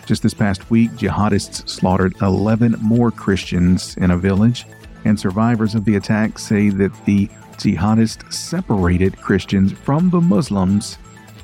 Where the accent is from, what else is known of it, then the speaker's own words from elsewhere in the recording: United States; I can't say that I'm not proud of my home state